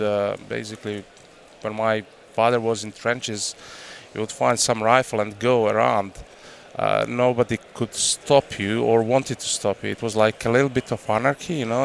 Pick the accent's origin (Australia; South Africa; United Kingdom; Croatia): Croatia; English is a second language; moved away; I grew up in hunting family. You know, I'm fourth generation of hunters in my family, and uh, I grew up in Croatia.